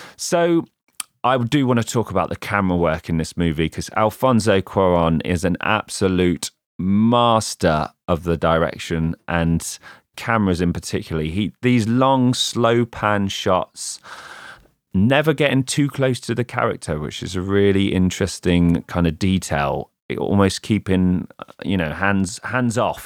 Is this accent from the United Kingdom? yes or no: yes; England, United Kingdom; an English lad who grew up in the nineties